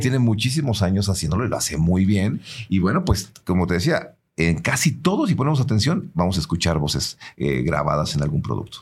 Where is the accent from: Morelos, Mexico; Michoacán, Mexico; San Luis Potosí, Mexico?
San Luis Potosí, Mexico; nosotros como potosinos también cantamos y, tenemos nuestro propio acento